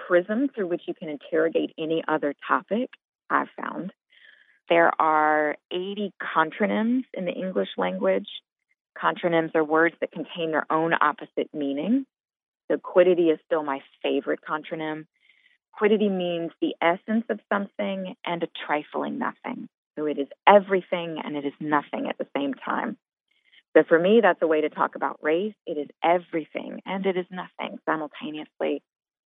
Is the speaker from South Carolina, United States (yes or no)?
no; Montgomery, Alabama, United States; moved away as an adult; also born or lived in Tuscaloosa, Alabama; now in Chicago, United States; I'm originally from Montgomery, Alabama